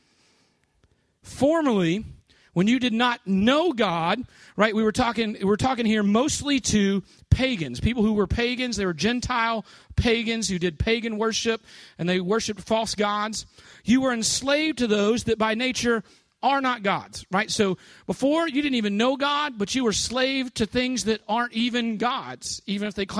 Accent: New Orleans, Louisiana, United States; moved away as an adult; now in Jacksonville, United States; I'm from New Orleans

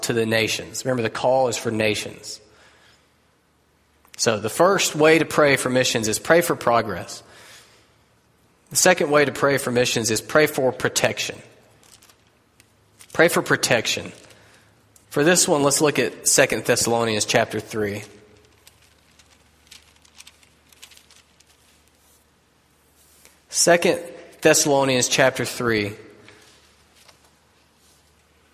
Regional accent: United States; As American Christians

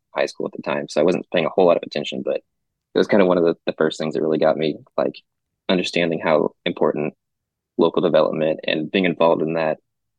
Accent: Mansfield, Texas, United States; Well, I grew up in Mansfield, so I've always lived in Tarrant County.

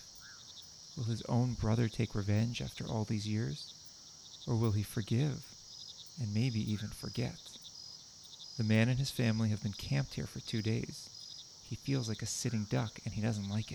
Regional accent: Boston, Massachusetts, United States; now in New Jersey, United States; We're from Boston

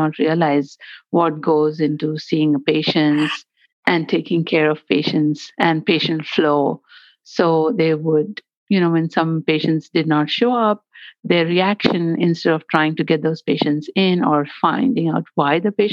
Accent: India; moved away as an adult; now in Chicago, United States; I'm originally from India

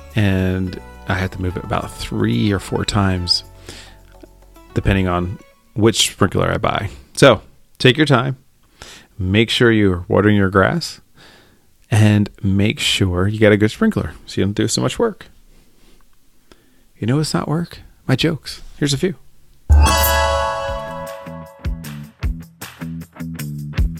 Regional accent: Philadelphia, Pennsylvania, United States; accent: Philly; I'm from the East Coast, Philadelphia area

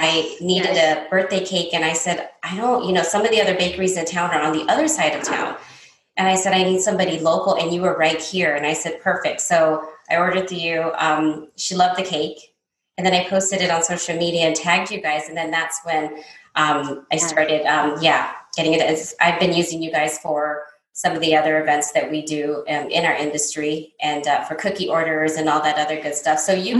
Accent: United States; I was born and raised here in the States, but my father and his brothers and sisters, they all worked at the store.

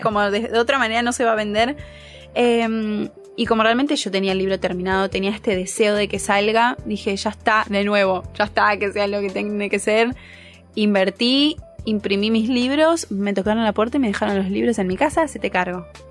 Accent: Pinamar, Buenos Aires Province, Argentina; moved away; soy de Pinamar

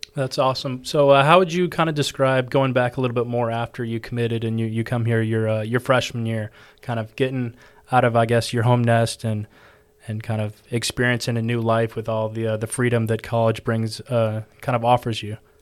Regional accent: Texas, United States; moved away as an adult; now in Georgia, United States; I'm from Texas

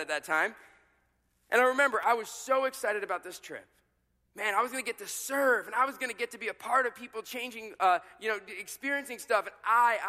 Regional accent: New York City, New York, United States; moved away; I was growing up in New York City, and I was in college at this point.

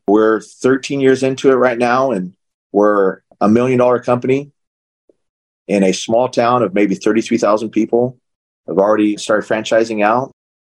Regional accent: Arizona, United States; also born or lived in California; I was born in California, raised in Arizona

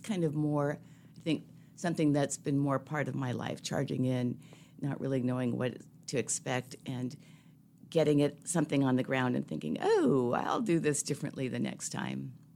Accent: Seattle, Washington, United States; I grew up, I'm a city kid, so I grew up in Seattle between Saint James Cathedral and Harborview Medical Center.

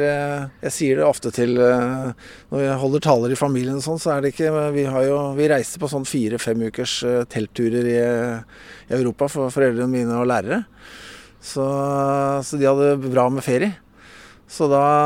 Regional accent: Bærum, Akershus, Norway; moved away as an adult; now in Bø, Norway; født og oppvokst i Bærum

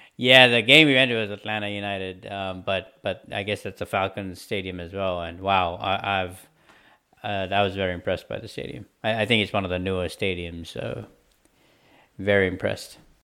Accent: Sri Lanka; moved away; coming from a country where we had you know a civil war going on for 30 years

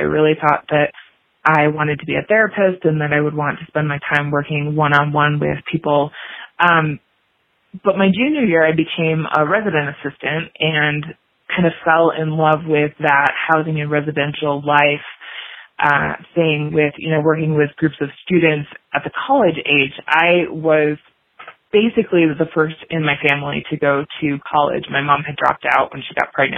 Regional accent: just outside of Milwaukee, Wisconsin, United States; moved away as an adult; also born or lived in Miami / Illinois; So I grew up in Wisconsin, just outside of Milwaukee.

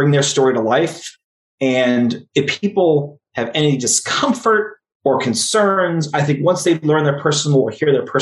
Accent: New Jersey, United States; I was raised in North Jersey, and now I live 5 miles from where I was raised

